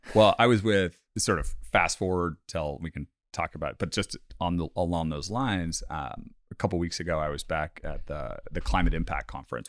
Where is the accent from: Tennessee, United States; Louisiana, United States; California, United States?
California, United States; Bay Area; born and raised in the Bay Area in California